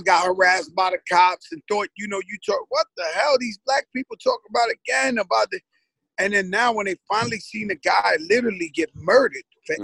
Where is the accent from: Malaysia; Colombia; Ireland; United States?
United States; New York City, New York; I grew up in the Bronx, birthplace of hip hop.